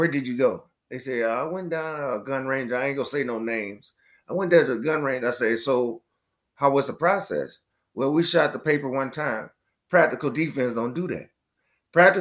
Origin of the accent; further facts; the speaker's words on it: East St. Louis, Illinois, United States; moved away as an adult; also born or lived in Florida; I'm from East St. Louis, Illinois